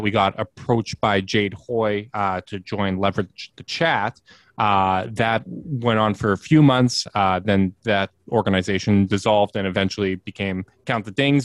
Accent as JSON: {"language": "English", "town": "Winnipeg", "region": "Manitoba", "country": "Canada", "tie": "born or raised there", "said": "I'm from Winnipeg, uh, born and raised."}